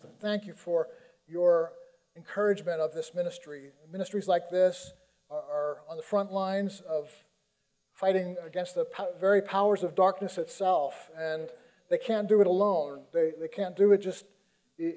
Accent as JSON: {"language": "English", "region": "New Yorker", "country": "United States", "said": "I'm a New Yorker"}